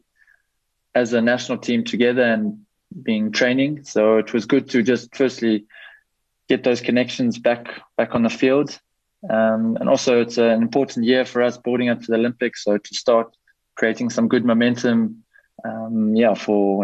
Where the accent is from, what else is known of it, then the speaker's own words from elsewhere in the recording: South Africa; also born or lived in Belgium; we, as a South African men's team